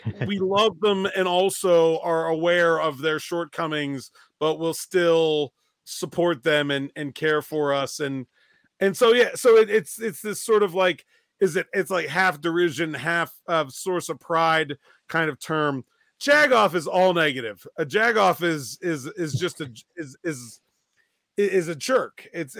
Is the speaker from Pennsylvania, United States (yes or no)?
yes; Pittsburgh, Pennsylvania, United States